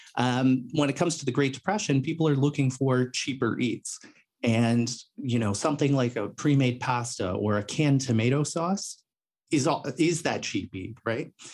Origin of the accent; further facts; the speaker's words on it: Toronto, Ontario, Canada; I grew up in, uh, Toronto, Ontario, Canada.